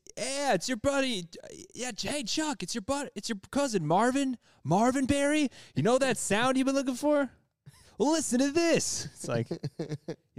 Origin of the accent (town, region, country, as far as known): Canada; now in Australia